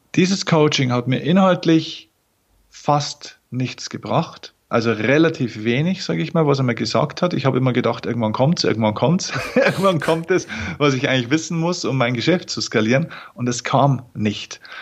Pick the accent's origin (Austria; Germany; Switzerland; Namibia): Germany; Lower Bavaria; accent: Bavarian dialect (hidden); Ich komme aus Niederbayern